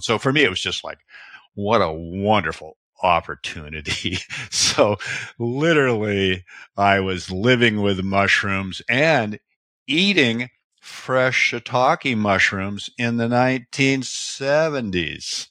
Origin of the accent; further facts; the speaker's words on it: Seattle, Washington, United States; I was born in the Pacific Northwest, Washington State, Seattle area